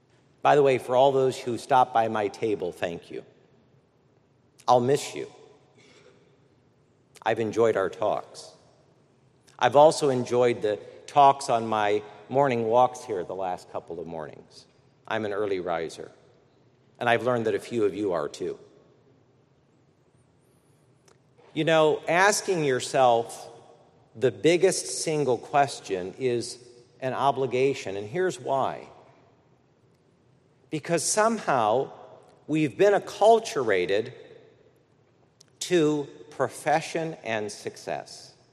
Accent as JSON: {"language": "English", "region": "Midwest", "country": "United States", "tie": "born there", "also_born_or_lived": "Washington, D.C.", "said": "By the way, I'm a Midwesterner by birth."}